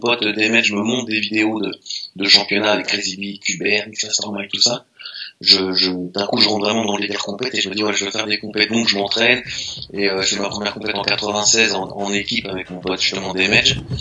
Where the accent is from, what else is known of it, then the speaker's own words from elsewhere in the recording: Meaux, Île-de-France, France; also born or lived in Paris; les premières compètes que j'ai fait, etc., les premiers championnats, j'étais enfermé chez moi à Meaux